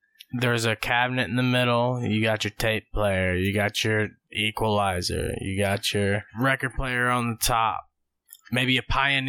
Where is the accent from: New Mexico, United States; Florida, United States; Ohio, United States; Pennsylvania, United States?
Ohio, United States; moved away; I'm from Ohio.